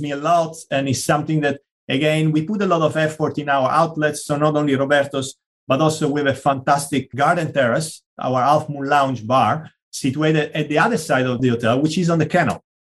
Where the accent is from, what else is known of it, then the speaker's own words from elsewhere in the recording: Sicily, Italy; English is a second language; moved away; also born or lived in Madrid; My home country, Italy, but actually, we always like to say Sicilian, not Italian. It's quite a large island. All my family comes from there, grew up there, studied there.